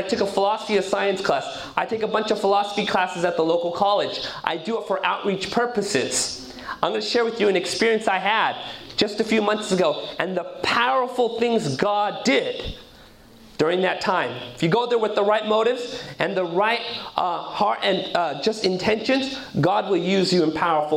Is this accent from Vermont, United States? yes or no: no; Southern California, United States; I was born and raised in Southern California. My parents come from Punjab, India